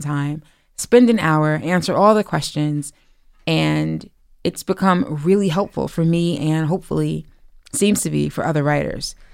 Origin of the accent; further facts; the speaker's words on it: East Orange, New Jersey, United States; I'm from East Orange, New Jersey, born and raised